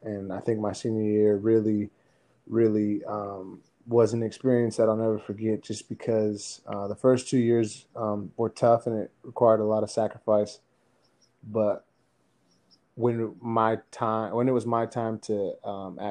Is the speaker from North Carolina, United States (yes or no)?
no; Phoenix, Arizona, United States; I'm from Phoenix, Arizona, up with my mom and dad.